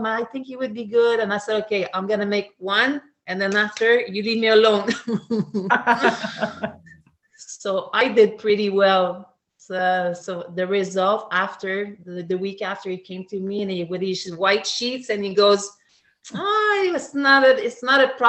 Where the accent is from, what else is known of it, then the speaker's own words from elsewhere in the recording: Sept-Îles, Quebec, Canada; English is a second language; moved away as an adult; now in Montreal, Canada; that's called Seven Island, and I start swimming there for a team really seriously